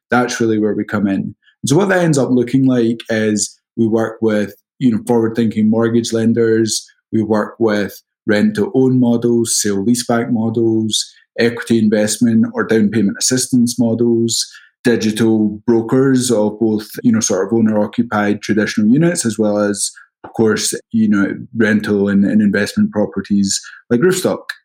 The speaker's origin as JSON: {"language": "English", "region": "Scotland", "country": "United Kingdom", "accent": "Scottish", "moved": "as an adult", "lives_now": "New York, United States", "said": "I'm originally from Scotland. That's the accent, but I've been in the States for a little over 10 years now, based out of New York."}